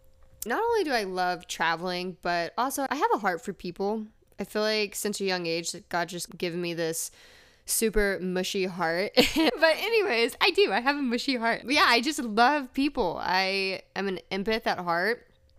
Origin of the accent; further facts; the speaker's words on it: Texas, United States; also born or lived in Louisiana / Massachusetts; I was born in Texas. I've lived all over Texas, but I've also lived in Louisiana, Massachusetts for a little bit, right outside of Boston, but eventually made my way back to Texas